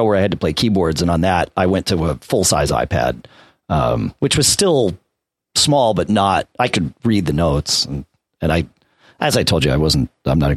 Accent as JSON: {"language": "English", "town": "Norwalk", "region": "Connecticut", "country": "United States", "tie": "born or raised there", "said": "I grew up in Norwalk, so not too far from there"}